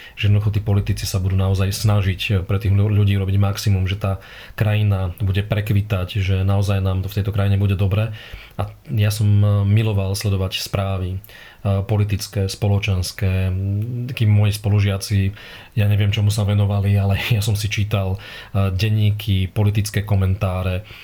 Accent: Trnava, Trnava Region, Slovakia; Ja som Trnavčan, Trnaučan s veľkým T a s F uprostred, lokál patrióda

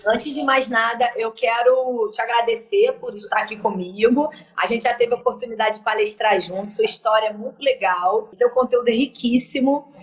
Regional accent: Niterói, Rio de Janeiro, Brazil; Nós somos de Niterói, nós somos mães

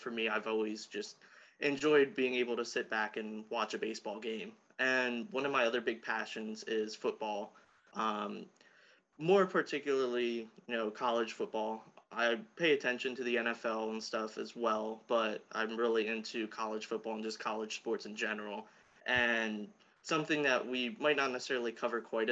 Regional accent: South Central Pennsylvania, United States; also born or lived in Virginia; I'm from South Central Pennsylvania.

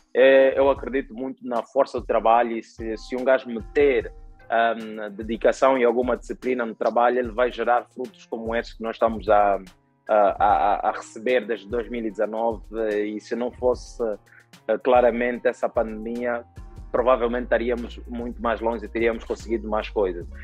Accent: Angola; eu sempre vivi em Angola

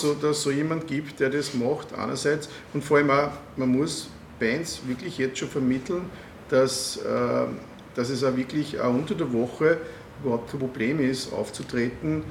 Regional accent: Waldviertel, Lower Austria, Austria; ich komme aus dem Waldviertel

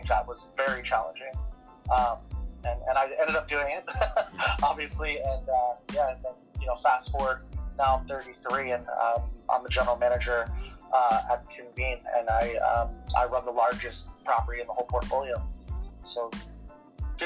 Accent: Detroit, Michigan, United States; I grew up in Detroit, Michigan

